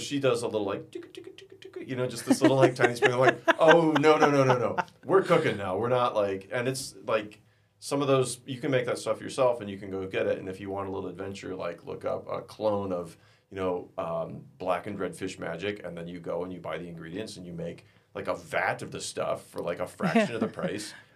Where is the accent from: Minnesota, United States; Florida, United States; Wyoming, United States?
Minnesota, United States; South Central; moved away; That's where I'm really from, good. South Central Minnesota.